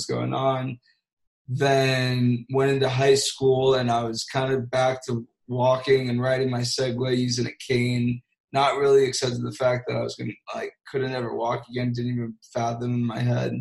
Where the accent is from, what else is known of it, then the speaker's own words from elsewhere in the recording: South Florida, United States; I was raised in South Florida